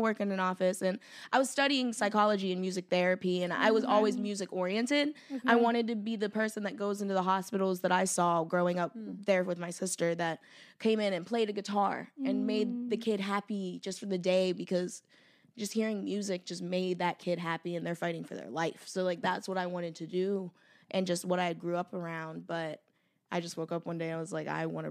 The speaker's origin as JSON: {"language": "English", "town": "Pittsburgh", "region": "Pennsylvania", "country": "United States", "also_born_or_lived": "Tennessee", "moved": "as an adult", "lives_now": "Los Angeles, United States", "said": "I'm from Pittsburgh, Pennsylvania. Well, I wasn't born there. I was born in Tennessee, but came out here to LA about 4 or 5 years ago, 19 years old"}